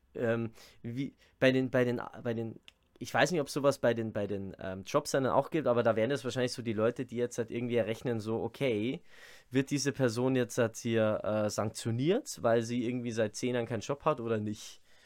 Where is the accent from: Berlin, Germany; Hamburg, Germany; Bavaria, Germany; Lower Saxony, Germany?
Bavaria, Germany; accent: Bavarian dialect; ich rede normal Dialekt